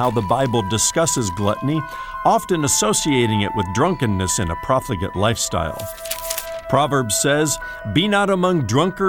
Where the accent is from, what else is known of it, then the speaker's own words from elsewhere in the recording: Indiana, United States; growing up in Indiana